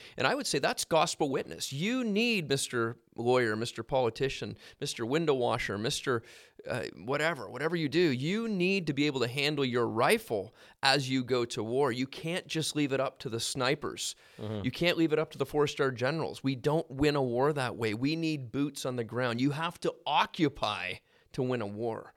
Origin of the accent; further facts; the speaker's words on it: Halifax, Nova Scotia, Canada; I grew up in Halifax, so there's a port there.